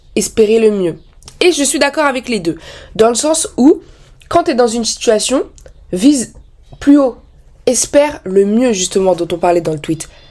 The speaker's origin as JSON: {"language": "French", "country": "France", "tie": "born or raised there", "said": "je suis née en France, j'ai vécu en France"}